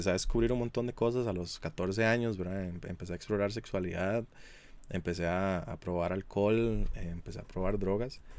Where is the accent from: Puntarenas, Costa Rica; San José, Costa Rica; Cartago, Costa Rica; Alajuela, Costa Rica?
San José, Costa Rica; Hatillo; yo crecí en un lugar no muy agraciado, un barrio no muy agraciado, y yo crecí en Atillo